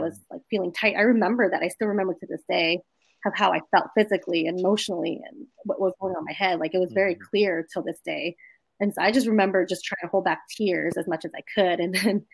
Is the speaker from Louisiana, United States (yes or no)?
yes; New Orleans, Louisiana, United States; also born or lived in Gonzales, Louisiana; I was born and raised in New Orleans